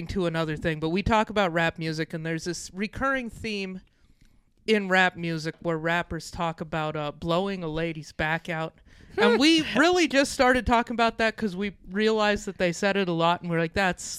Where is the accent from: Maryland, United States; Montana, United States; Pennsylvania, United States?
Montana, United States; moved away; We're both from Montana.